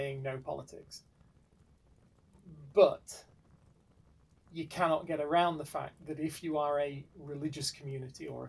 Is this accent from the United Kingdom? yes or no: yes; United Kingdom; I am British